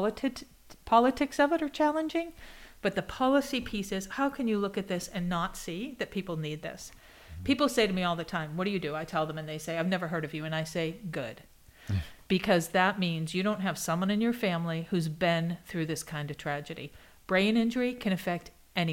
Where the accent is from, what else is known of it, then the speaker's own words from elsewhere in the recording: Boston, Massachusetts, United States; moved away as an adult; now in Kansas, United States; I am from Boston